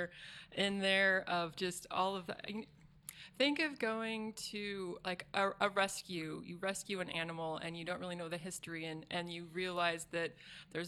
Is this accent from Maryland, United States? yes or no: no; Springfield, Oregon, United States; also born or lived in Warrenton, Oregon; I grew up in the Eugene Springfield area, out in the country of the Mohawk Valley